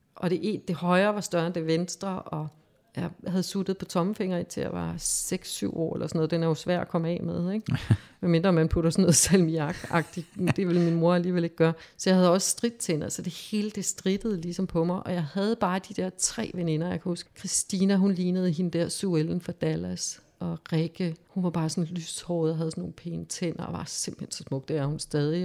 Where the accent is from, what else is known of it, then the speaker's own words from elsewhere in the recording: Havrebjerg, Zealand, Denmark; moved away as an adult; also born or lived in Slagelse / Blæsinge / United States; Jeg boede i sådan en lille landsby, der hed Havrebjerg, 12 km uden for Slagelse, og der boede vi så øh, indtil jeg blev konfirmeret